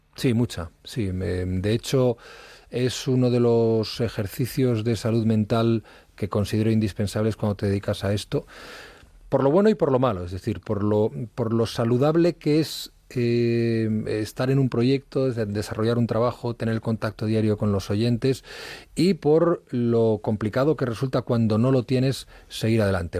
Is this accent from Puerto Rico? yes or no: no; Madrid, Community of Madrid, Spain; also born or lived in Asturias; yo, eh, nací en Madrid, he vivido prácticamente toda mi infancia en Madrid